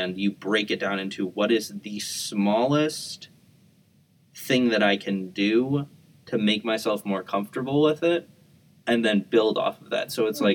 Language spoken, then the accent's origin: English; Chicago, Illinois, United States; I grew up around Chicago